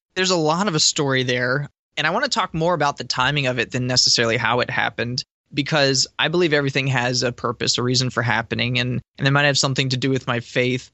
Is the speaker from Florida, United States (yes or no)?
yes; Boca Raton, Florida, United States; my hometown of uh, Boca Raton here